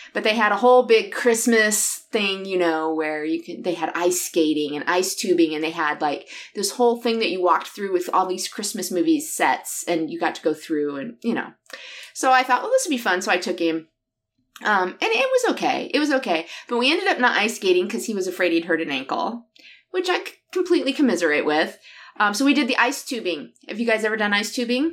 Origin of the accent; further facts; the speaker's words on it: southern Michigan, United States; moved away; I grew up down here